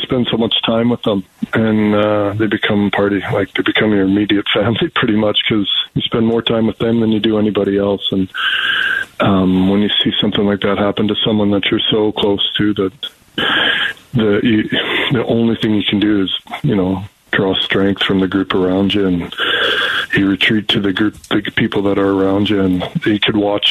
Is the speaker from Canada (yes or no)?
yes; Canada; as a Canadian